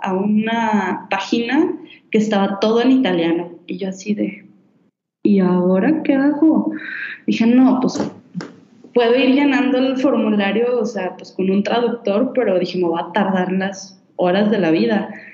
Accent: Guadalajara, Jalisco, Mexico; moved away; yo soy de Guadalajara

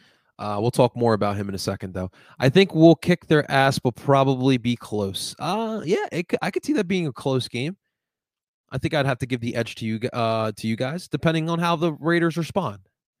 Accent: Colombia; Growing up in Colombia, my family would always get me into soccer.

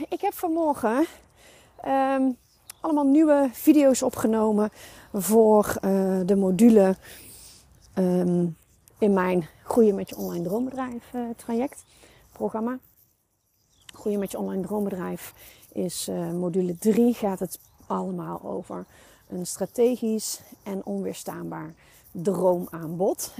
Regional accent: North Brabant, Netherlands; bij ons in Brabant.

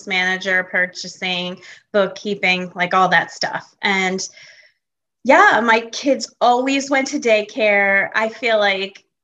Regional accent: Connecticut, United States; moved away as an adult; also born or lived in Buffalo, New York / Michigan; now in Greenville, United States; I was born in Buffalo, New York, and I grew up in Connecticut and was there until I graduated from high school

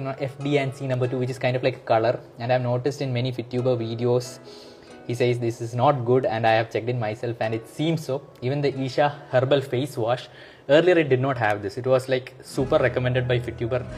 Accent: Nepal; I am from Nepal.

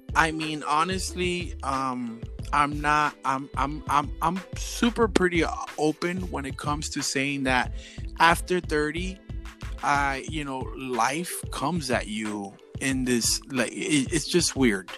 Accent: Miami, Florida, United States; we're just a little straight 305 Miami over here

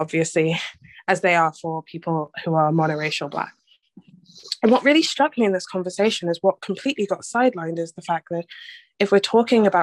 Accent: London, United Kingdom; I grew up in Newham, the most diverse borough in London

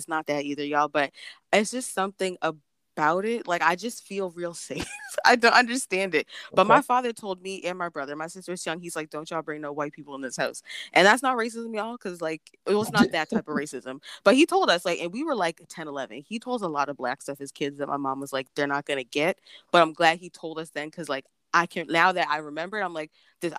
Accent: Canada; just Canada

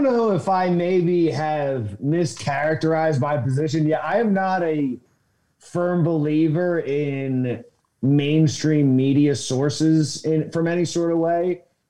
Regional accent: Pennsylvania, United States; I want to go to Pennsylvania because that's my home state.

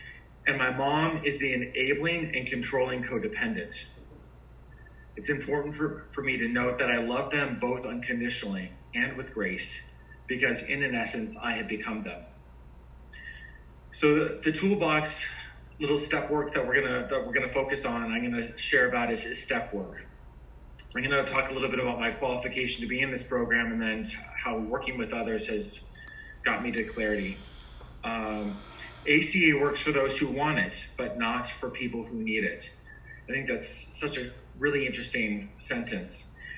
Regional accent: Florida, United States; also born or lived in Hawaii; now in Fort Lauderdale, United States; I was born in Hawaii. I come from a military family. My elementary, middle school, and high school was actually in Central Florida. I am located in Fort Lauderdale.

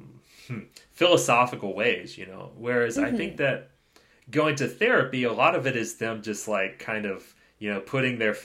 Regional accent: United States; Being an American, we often don't have health insurance

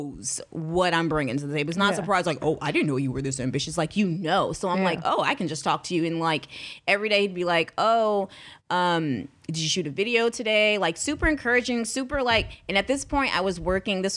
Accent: Houston, Texas, United States; we are from the same city, which is Houston

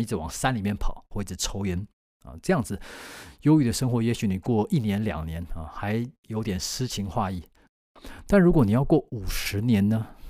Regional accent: Taiwan; 因为我们台湾人很好客嘛

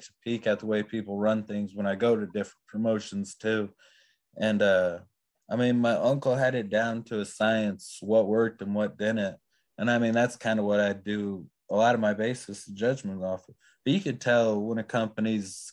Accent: Iowa, United States; moved away; originally I grew up in Iowa

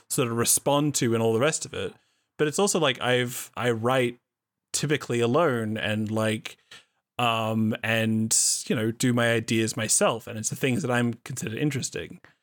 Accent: Australia; I am an Australian

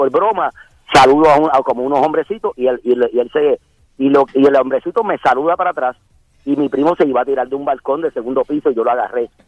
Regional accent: Macao, La Altagracia, Dominican Republic; yo también soy de Macao. De, la del barrio Texas. y, prácticamente toda mi familia, contando desde mi

